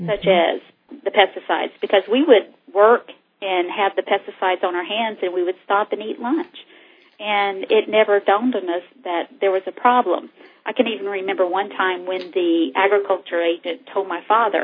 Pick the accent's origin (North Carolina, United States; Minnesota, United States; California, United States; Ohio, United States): North Carolina, United States; I was raised in North Carolina